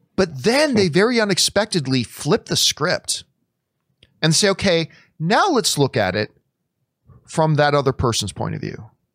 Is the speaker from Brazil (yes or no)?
no; Nova Scotia, Canada; I was born in Nova Scotia